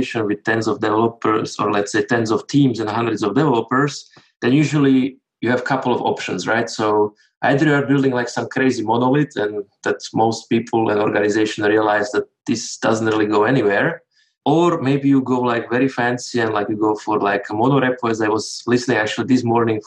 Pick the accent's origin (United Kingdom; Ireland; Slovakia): Slovakia; now in Switzerland; I'm from Slovakia